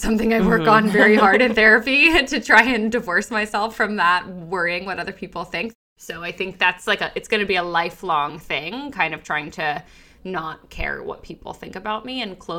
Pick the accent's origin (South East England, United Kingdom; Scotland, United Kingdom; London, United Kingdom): London, United Kingdom; also born or lived in Japan; I was born in London. I spent some years in Japan, moved back to London and graduated high school there.